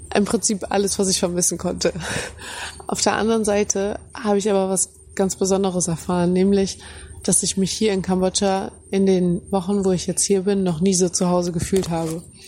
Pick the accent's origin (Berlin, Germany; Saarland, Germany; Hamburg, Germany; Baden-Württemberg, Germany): Hamburg, Germany; moved away as an adult; now in Cambodia; Ich fühle mich ganz, ganz besonders heim in Hamburg. Ich meine, da bin ich groß geworden, da habe ich meine Kindheit erlebt, meine Familie ist dort.